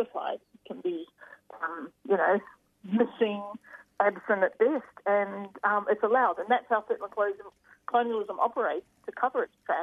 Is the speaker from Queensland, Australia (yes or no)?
no; Wollongong, New South Wales, Australia; I'm just coming from Dharawal country today, where I was born and raised here, but my ancestors are actually from South Australia, and I grew up down here in the beautiful